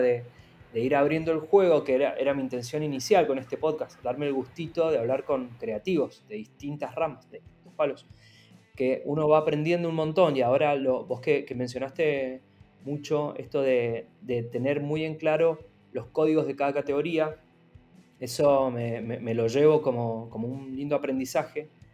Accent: Mendoza, Argentina; Yo soy de Mendoza, donde la industria del vino es muy fuerte

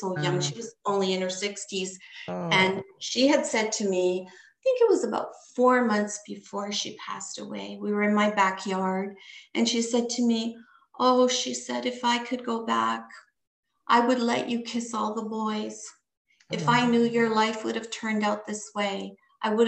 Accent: Canada; I was born here in Canada

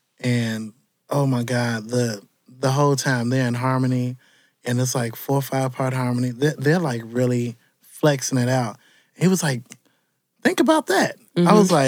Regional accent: Chicago, Illinois, United States; I am from Chicago all the way through.

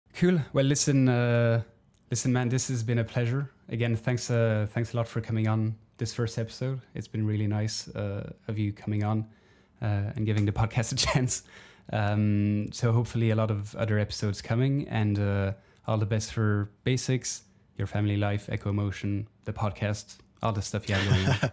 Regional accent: Belgium; moved away; my home country of Belgium

